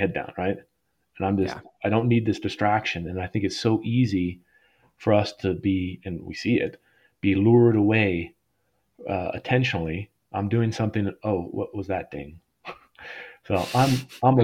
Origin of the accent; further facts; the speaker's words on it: Colorado, United States; I grew up in Colorado.